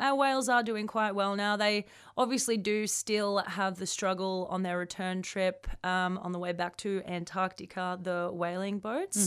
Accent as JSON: {"language": "English", "town": "Melbourne", "region": "Victoria", "country": "Australia", "tie": "born or raised there", "moved": "yes", "said": "come home to Melbourne, my home state of Victoria"}